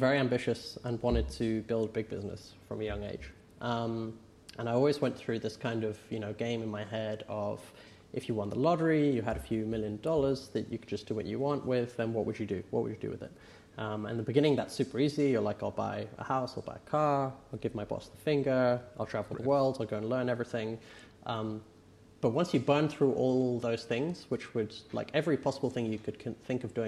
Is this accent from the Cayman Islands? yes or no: no; England, United Kingdom; I'm English